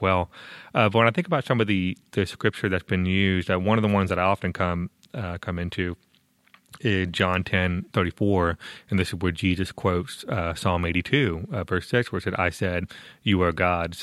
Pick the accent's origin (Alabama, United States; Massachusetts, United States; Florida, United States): Florida, United States; Tampa; Tampa, Florida, my hometown